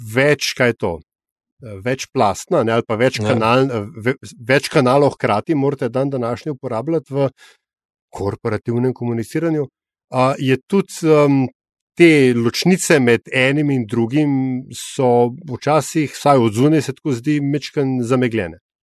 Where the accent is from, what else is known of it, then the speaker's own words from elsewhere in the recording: Slovenia; sem vendar iz Slovenije